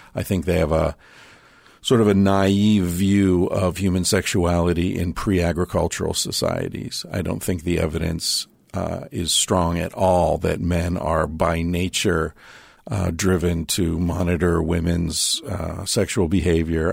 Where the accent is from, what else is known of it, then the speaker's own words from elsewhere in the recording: United States; moved away as an adult; also born or lived in Spain; I was struck as an American living in Spain